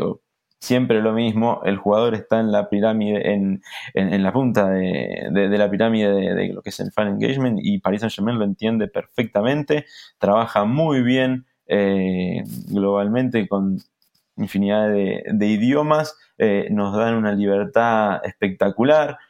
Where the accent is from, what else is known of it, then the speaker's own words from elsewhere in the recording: Argentina; como argentino me llena de orgullo